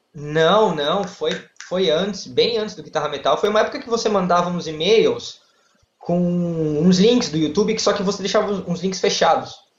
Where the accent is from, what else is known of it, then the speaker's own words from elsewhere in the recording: Santos, São Paulo, Brazil; eu sou de Santos, litoral de São Paulo, e eu sou advogado